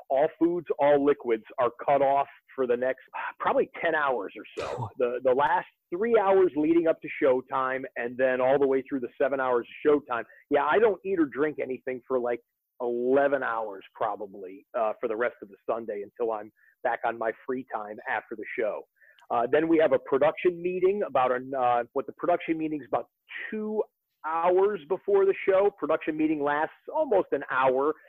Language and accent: English; Detroit, Michigan, United States; I'm 48 years old and I grew up in the Detroit area